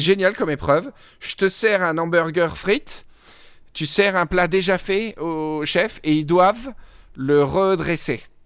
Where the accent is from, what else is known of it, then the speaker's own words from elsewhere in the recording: Provence-Alpes-Côte d'Azur, France; je suis provençal